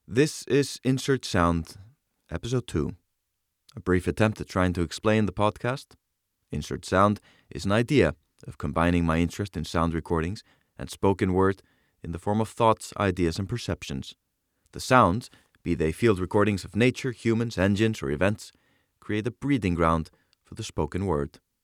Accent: Reykjavik, Capital Region, Iceland; the city of Reykjavik, my hometown

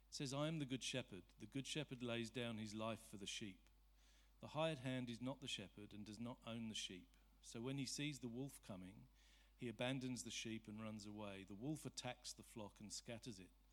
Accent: Surrey, South East England, United Kingdom; I'm from Surrey.

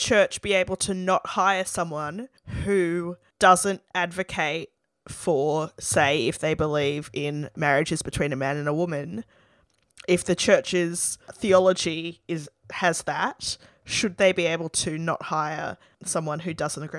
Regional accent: Sydney, New South Wales, Australia; I grew up in the Sydney Anglican Diocese where women can't lead churches

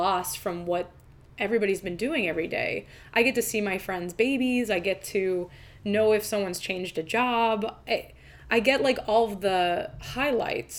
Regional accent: New Jersey, United States; I'm from New Jersey

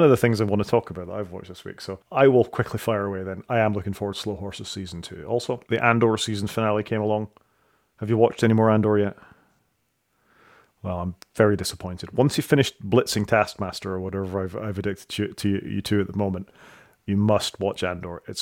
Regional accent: Saudi Arabia; I didn't grow up in the United Kingdom. I grew up in Saudi Arabia, and I came back to this Jimmy Savile character

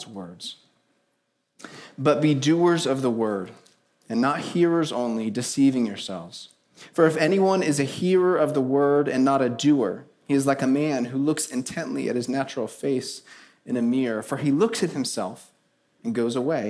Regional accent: Palm Bay, Florida, United States; moved away as an adult; now in Orlando, United States; I was born and raised here in Palm Bay, Florida.

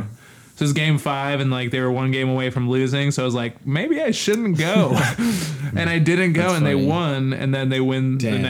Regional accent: Chicago, Illinois, United States; moved away; I'm from Chicago, so it's, like, an hour and a half away from South Bend.

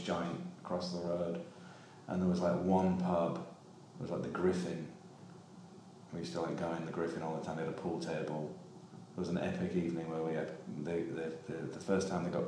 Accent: Cottingham, Yorkshire and the Humber, United Kingdom; moved away; I'm originally from a small town called Cottingham, just on the outskirts of Hull in East Yorkshire

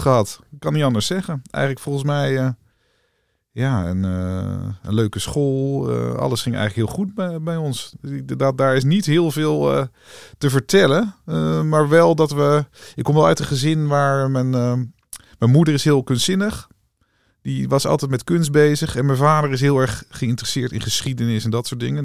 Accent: Wageningen, Gelderland, Netherlands; also born or lived in Rhenen; ik ben geboren in Renen, eh, bij de Greppenberg, daar in de buurt. Ja. En eh, uiteindelijk eh, verder opgegroeid in Wageningen

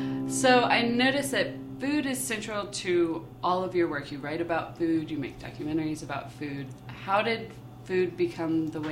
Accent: North Carolina, United States; I was born and raised in North Carolina. I've never really lived anywhere else.

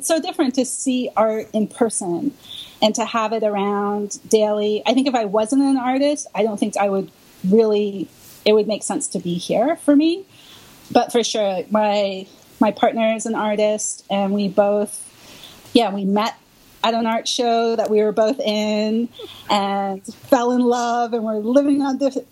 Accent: Canada; now in Brooklyn, New York, United States; I'm originally from Canada

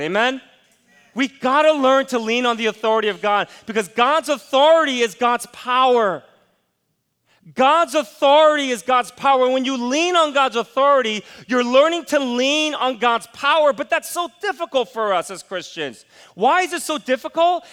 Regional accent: United States; as an American

